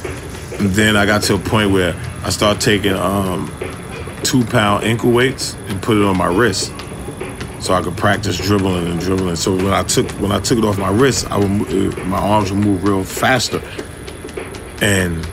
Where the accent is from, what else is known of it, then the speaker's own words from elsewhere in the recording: New York City, New York, United States; also born or lived in Harlem, New York; I lived in Brooklyn until I was 8 years old in Crown Heights and in Bed-Stuy